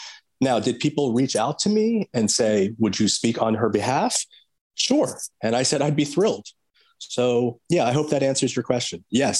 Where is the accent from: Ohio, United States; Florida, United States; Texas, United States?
Florida, United States; Miami; I'm not from Washington, D.C. I'm not learned in the ways of the Beltway. I'm from Florida. I'm from Miami.